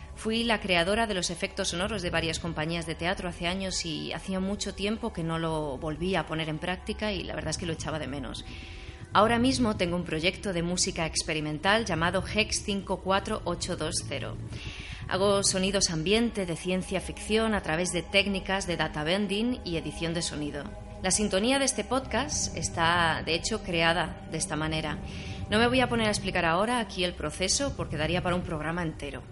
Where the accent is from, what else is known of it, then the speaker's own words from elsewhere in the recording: A Coruña, Galicia, Spain; A Coruña, que es de donde soy yo, de Galicia